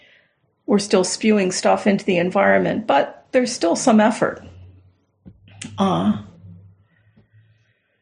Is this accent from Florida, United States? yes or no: yes; Southern Florida, United States; I grew up in Southern Florida